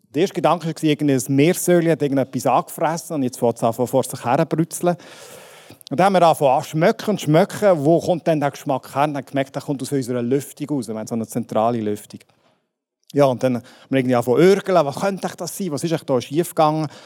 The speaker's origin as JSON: {"language": "German", "country": "Switzerland", "said": "Ja, die jetzt Brüssel manchmal, aber grundsätzlich sind wir Schweizer ja frei von fremden Vögeln und so."}